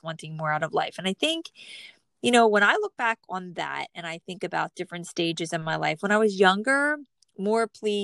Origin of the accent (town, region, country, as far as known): New Jersey, United States; born or raised there